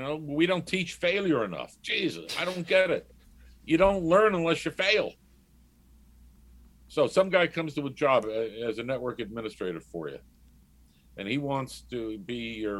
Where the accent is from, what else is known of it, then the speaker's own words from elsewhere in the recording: New York City, New York, United States; growing up in New York gives you the opportunity also, you get the, well, you could go around the city on your own at 10 years old